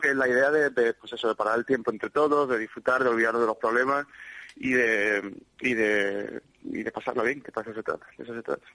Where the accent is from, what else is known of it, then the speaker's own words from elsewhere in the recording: Málaga, Andalusia, Spain; es mi tierra, es mi gente, es la gente que me ha visto crecer